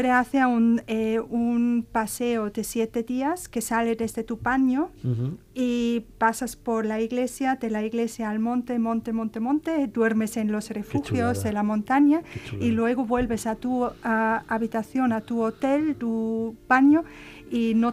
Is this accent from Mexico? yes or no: no; Tyrol, Austria; now in Spain; yo soy de Austria, yo soy de Austria